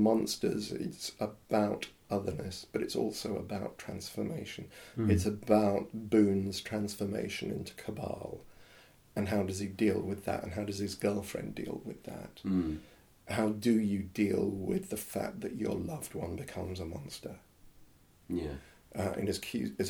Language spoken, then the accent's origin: English; Horsham, South East England, United Kingdom; I grew up in London, in Horsham